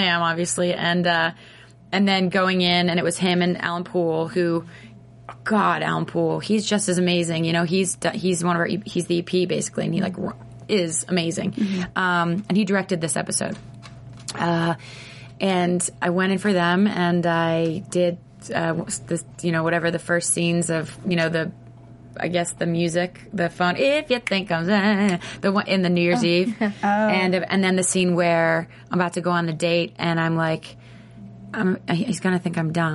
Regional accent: Nashville, Tennessee, United States; I was born in Nashville, Tennessee.

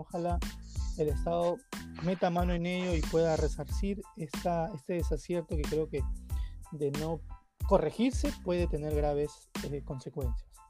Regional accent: Lima, Peru; yo soy del Agustino, entendamos que el Agustino es un distrito también con, con, con sus propios problemas

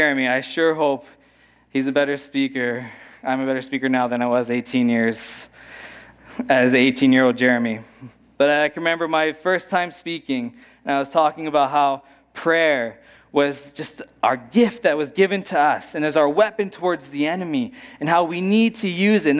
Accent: Pittsburgh, Pennsylvania, United States; moved away; I grew up in Pittsburgh

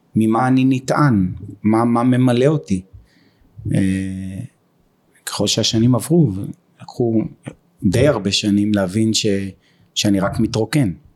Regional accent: Beersheba, Southern District, Israel; אני מבאר שבע כל חיי בבאר שבע

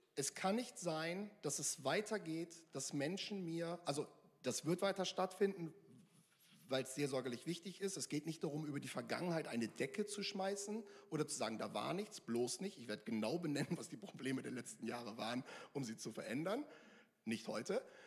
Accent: Northern Germany, Germany; now in Mülheim an der Ruhr, Germany; Ich komme aus Norddeutschland, ich komme da vom Dorf

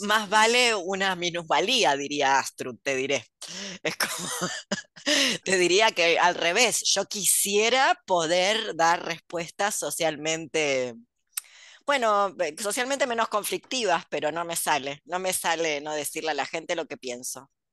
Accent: Argentina; soy argentina

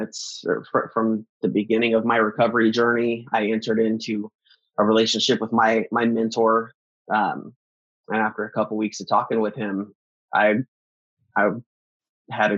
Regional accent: Arizona, United States; also born or lived in North Dakota; Where we grew up here in Arizona

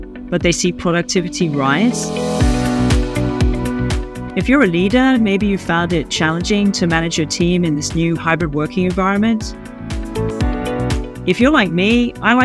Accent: Australia; moved away as an adult; now in United Kingdom; I'm an Aussie who has lived in the UK for over 25 years

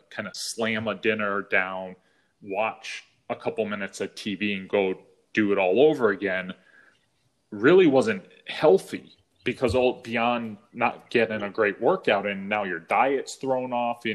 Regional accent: New England, United States; moved away as an adult; now in California, United States; When we first moved out to California, where we live now, you know, I'm from New England.

